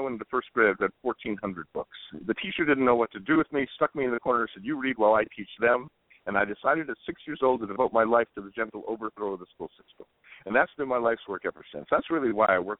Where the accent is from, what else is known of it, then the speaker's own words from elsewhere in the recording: Southern California, United States; now in Hana, United States; I grew up in Southern California, and moving here to Hana